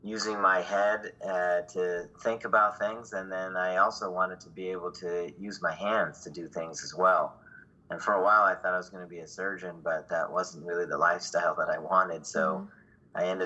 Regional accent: Virginia, United States; moved away as an adult; also born or lived in Ann Arbor, Michigan; now in San Diego, United States; I'm from Virginia. I'm an East Coaster

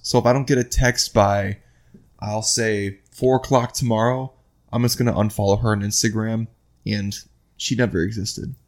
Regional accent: Iowa, United States; also born or lived in Midwest; now in West Palm Beach, United States; I'm from Iowa

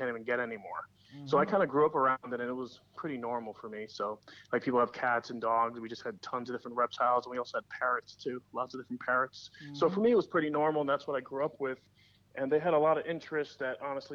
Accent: New York City, New York, United States; I grew up in New York City

